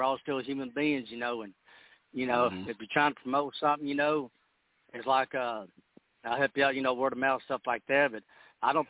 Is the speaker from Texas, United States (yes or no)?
yes; Texas, United States; I'm here from Texas, and I live up here in Austin